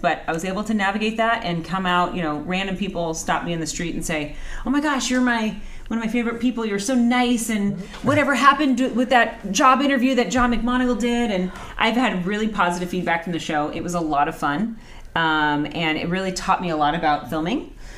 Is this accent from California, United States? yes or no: yes; Anaheim, California, United States; I grew up in Anaheim.